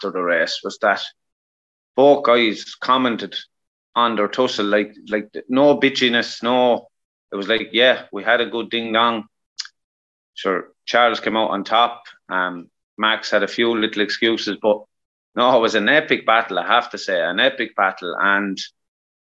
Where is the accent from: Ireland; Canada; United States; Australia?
Ireland; Us as Irish people